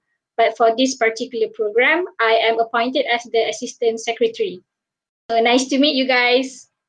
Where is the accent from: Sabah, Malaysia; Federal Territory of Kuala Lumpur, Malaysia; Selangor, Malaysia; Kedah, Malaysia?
Selangor, Malaysia; Bandar Baru Bangi; I am turning 22 years old this June. I was born and raised in Bandar Baru Bangi, Selangor, and also currently living here.